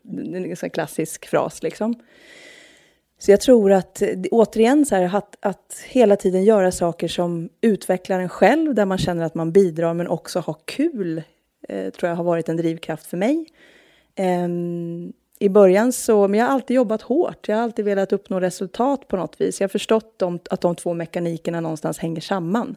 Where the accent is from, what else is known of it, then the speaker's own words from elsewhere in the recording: Norrköping, Östergötland, Sweden; moved away as an adult; now in Stockholm, Sweden; Jag är från Norrköping